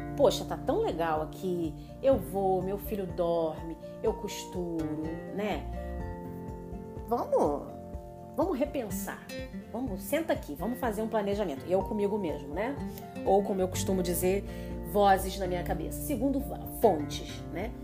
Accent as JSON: {"language": "Portuguese", "town": "Nova Friburgo", "region": "Rio de Janeiro", "country": "Brazil", "moved": "as an adult", "said": "Eu sou de uma cidade é, pequena, muito bacana, do interior, do Rio de Janeiro, então eu sou fluminense, eu sou de Nova Friburgo"}